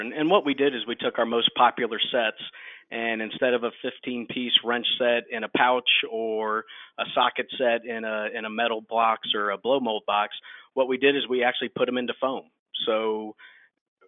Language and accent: English; Georgia, United States; I'm from Georgia